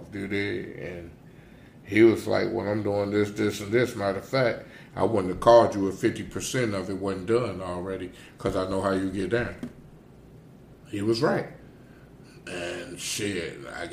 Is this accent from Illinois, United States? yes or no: no; Gary, Indiana, United States; also born or lived in East Chicago, Indiana; I'm from Gary, Indiana.